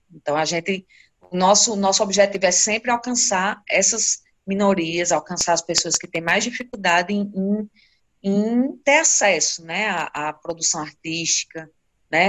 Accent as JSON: {"language": "Portuguese", "town": "Currais Novos", "region": "Rio Grande do Norte", "country": "Brazil", "tie": "born or raised there", "said": "Eu sou nascida em Corrais Novos e moro aqui desde a minha infância, né? Desde que nasci. E Corrais Novos fica no Seridó do Rio Grande do Norte"}